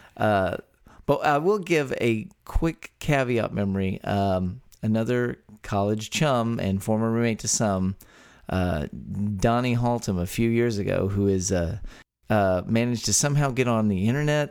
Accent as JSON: {"language": "English", "region": "Texas", "country": "United States", "tie": "born or raised there"}